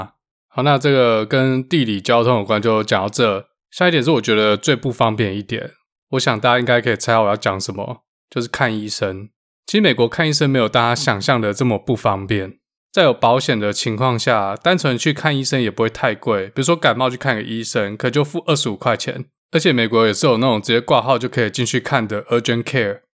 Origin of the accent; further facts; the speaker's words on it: Taiwan; moved away as an adult; now in Seattle, United States; 毕竟我们是台湾人嘛，所以每一阵子可能就还要回台湾一下。回台湾至少会待两个礼拜吧。